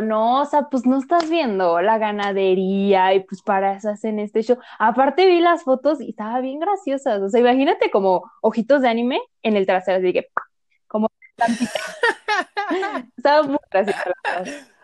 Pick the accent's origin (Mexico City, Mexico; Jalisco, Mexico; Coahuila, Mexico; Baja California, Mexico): Mexico City, Mexico; somos de la Ciudad de México